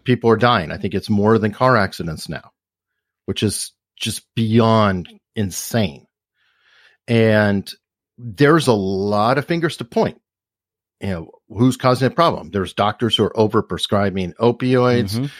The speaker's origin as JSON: {"language": "English", "town": "Tucson", "region": "Arizona", "country": "United States", "tie": "born or raised there", "said": "I grew up in Tucson."}